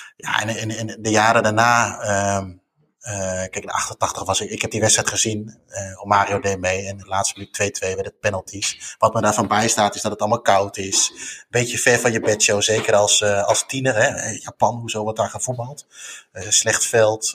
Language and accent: Dutch; Netherlands; als Nederlander